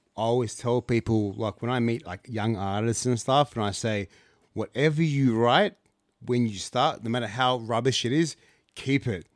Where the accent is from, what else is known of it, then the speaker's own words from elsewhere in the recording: Canberra, Australian Capital Territory, Australia; also born or lived in Ghana / Lithgow; I grew up in Canberra